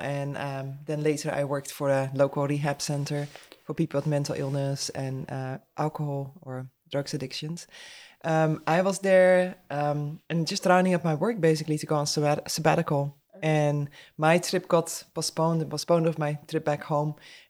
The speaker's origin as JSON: {"language": "English", "country": "Netherlands", "second_language": "English", "lives_now": "Atmore, United States", "said": "so we are in Atmore, Alabama. I'm originally from the Netherlands, and we got married about almost 8 years ago now."}